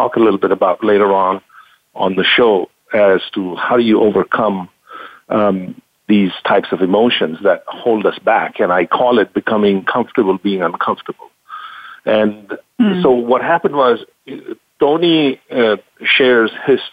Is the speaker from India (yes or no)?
yes; India; moved away; I grew up in India